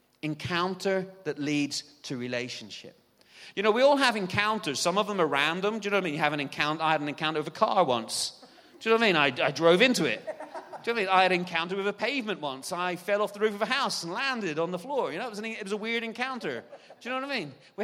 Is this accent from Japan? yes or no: no; Ireland; moved away; We moved to England, and England was beautiful. It's actually about 5 or 6 degrees warmer in the south of England than it is in Ireland.